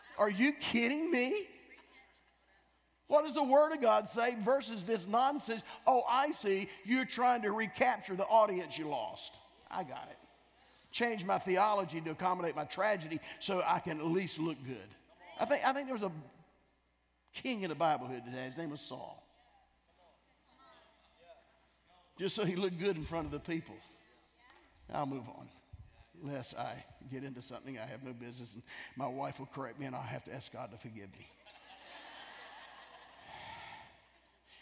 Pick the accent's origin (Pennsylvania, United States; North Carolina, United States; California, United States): North Carolina, United States; I'm from North Carolina.